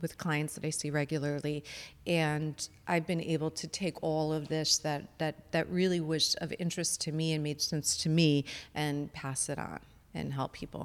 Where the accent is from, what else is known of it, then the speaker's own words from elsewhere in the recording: Chicago, Illinois, United States; moved away as an adult; I'm originally from Chicago